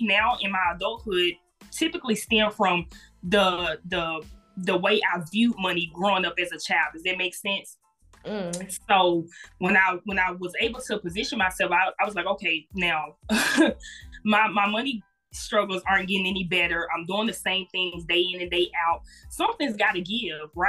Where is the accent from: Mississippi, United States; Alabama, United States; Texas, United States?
Mississippi, United States; Jackson; moved away as an adult; now in Memphis, United States; I'm originally from Jackson, Mississippi. I'm a current resident of Memphis, Tennessee. I did attend Jackson State University. Murrah High School is the high school I came from.